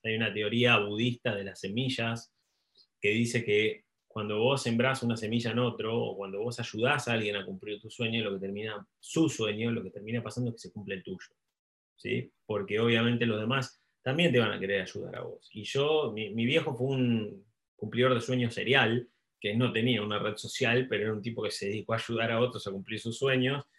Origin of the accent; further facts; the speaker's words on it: Argentina; also born or lived in Buenos Aires / United States; soy, soy argentino, vivo, vivo entre Buenos Aires y, Estados Unidos